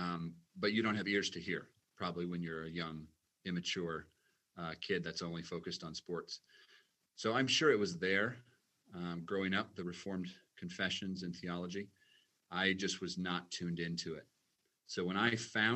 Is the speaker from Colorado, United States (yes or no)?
no; Omaha, Nebraska, United States; now in Edgerton, United States; Born and raised in Omaha, Nebraska, and grew up in a lovely family